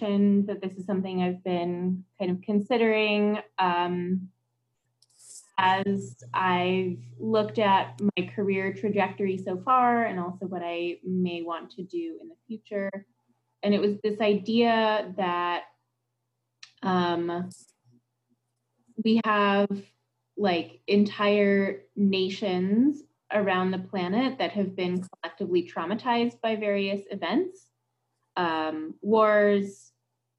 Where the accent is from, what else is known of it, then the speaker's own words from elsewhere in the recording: United States; As an American and someone who had worked with Vietnam veterans